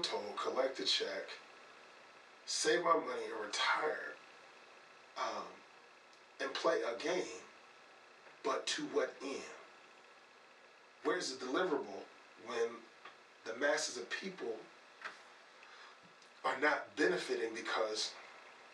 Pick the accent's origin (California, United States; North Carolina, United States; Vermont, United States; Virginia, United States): North Carolina, United States; now in Chicago, United States; I grew up middle class in North Carolina.